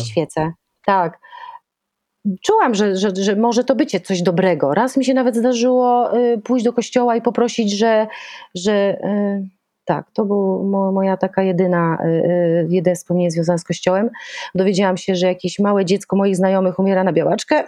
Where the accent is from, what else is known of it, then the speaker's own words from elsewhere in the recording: Szczecin, West Pomeranian Voivodeship, Poland; moved away as an adult; ja jestem szczecinianką i, i przez pierwsze 20 lat y, tam mieszkałam.